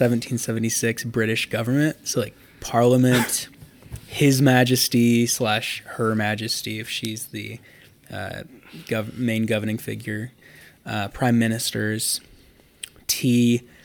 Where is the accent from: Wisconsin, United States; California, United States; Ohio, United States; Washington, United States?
Ohio, United States; Akron; as I am a kid from Akron... I need to make a prediction about the other kid from Akron, LeBron James.